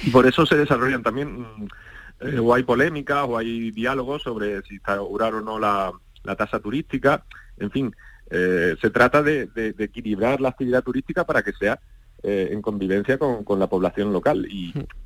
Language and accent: Spanish; Málaga, Andalusia, Spain; yo soy malagueño y, ahora trabajo desde Málaga